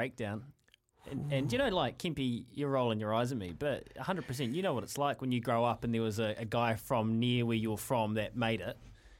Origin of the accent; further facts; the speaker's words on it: North Canterbury, New Zealand; Growing up in North Canterbury